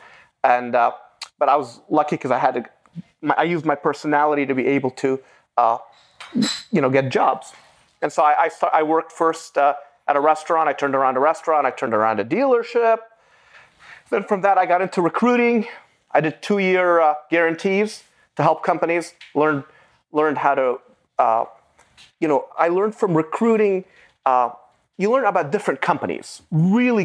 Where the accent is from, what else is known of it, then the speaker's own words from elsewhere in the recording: Beirut, Beirut Governorate, Lebanon; first language Arabic; English is a second language; now in United States; I was born in 1974 in Beirut, Lebanon